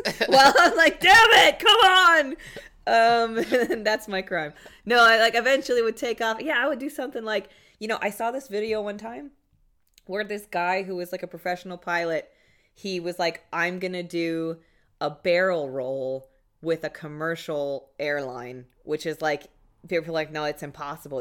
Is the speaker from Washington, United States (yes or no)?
yes; Seattle, Washington, United States; moved away; also born or lived in New York; I'm from Seattle